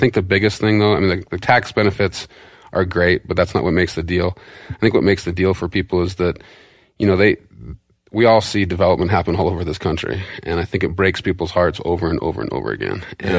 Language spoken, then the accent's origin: English; Montana, United States; But so I grew up on the East Fork, fishing like Samfly Hatch there, Samfly Hatch on the Big Hole River.